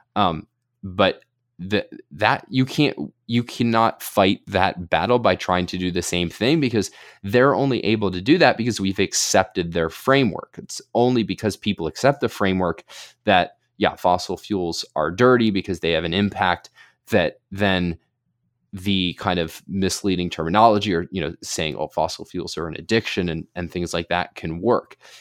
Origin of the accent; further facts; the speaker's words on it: Pennsylvania, United States; my home state of Pennsylvania